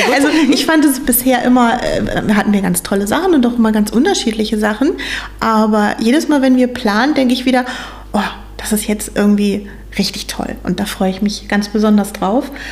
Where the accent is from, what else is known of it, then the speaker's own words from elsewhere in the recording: Meilsdorf, Schleswig-Holstein, Germany; Ich komme ursprünglich auch aus Meilsdorf, also bin schon mein ganzes Leben hier in der Gemeinde, bin hier aufgewachsen.